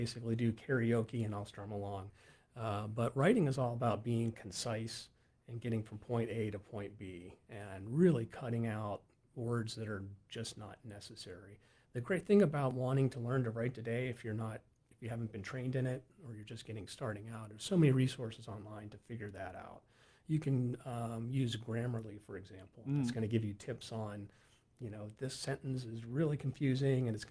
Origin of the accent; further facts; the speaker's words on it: Western Pennsylvania, United States; we're from Western PA, and we owned a tavern out there